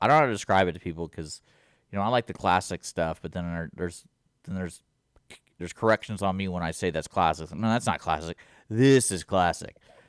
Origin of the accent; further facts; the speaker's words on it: Houston, Texas, United States; I grew up in Houston